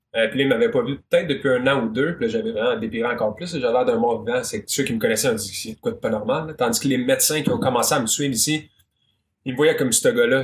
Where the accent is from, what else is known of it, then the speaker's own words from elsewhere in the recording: Magog, Quebec, Canada; je viens de Magog. Magog, c'est petit.